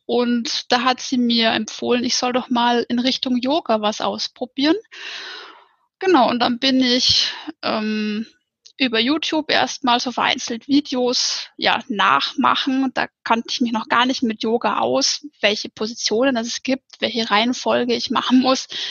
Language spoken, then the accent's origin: German; near the Ammersee, Upper Bavaria, Germany; ich komme aus Bayern, aus Oberbayern, ähm, aus der Nähe vom Ammersee